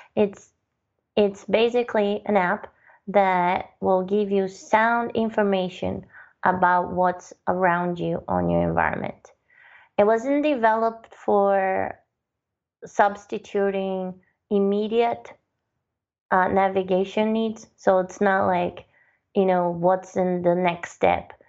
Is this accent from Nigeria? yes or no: no; Brazil; moved away; I'm originally from Brazil